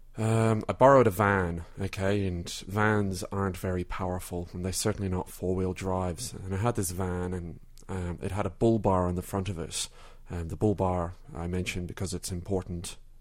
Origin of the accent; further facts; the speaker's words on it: Ireland; now in Melbourne, Australia; I'm originally from Ireland.